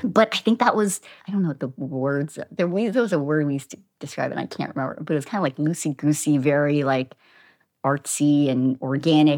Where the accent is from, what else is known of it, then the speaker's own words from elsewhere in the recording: Havre de Grace, Maryland, United States; moved away as an adult; also born or lived in Boston / Philadelphia; now in Los Angeles, United States; So I grew up in Maryland